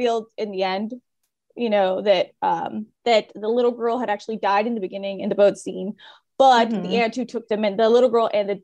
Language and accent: English; California, United States; I'm from California